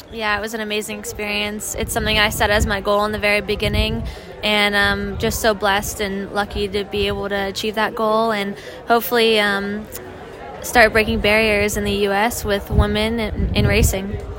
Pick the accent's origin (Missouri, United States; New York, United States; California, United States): California, United States; Southern; growing up in Southern California